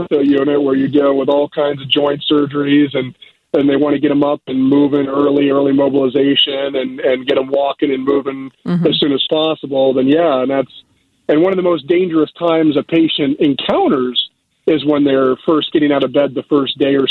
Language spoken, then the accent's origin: English; Dover, Ohio, United States; moved away as an adult; now in Chicago, United States; I grew up in a small town called Dover